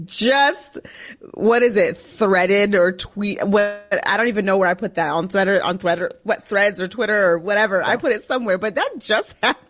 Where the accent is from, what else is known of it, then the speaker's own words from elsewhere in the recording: Minneapolis, Minnesota, United States; accent: northern; moved away as an adult; also born or lived in New York; now in Washington, D.C. area, United States; I come from a lot of different places. I was raised in the Twin Cities, and that is home. That is my number one love as far as places are concerned. So I probably more so identify with someone who comes from Minnesota, Minnesotan, if you will.